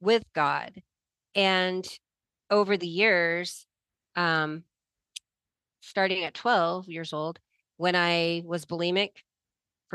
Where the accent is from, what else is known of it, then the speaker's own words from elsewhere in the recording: Nebraska, United States; growing up in Nebraska in the middle, you know, in the country, not in the city